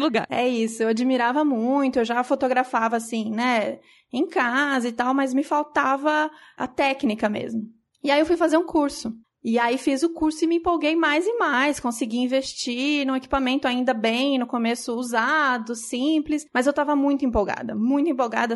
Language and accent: Portuguese; São Paulo, Brazil; Eu sou de São Paulo, a gente é de São Paulo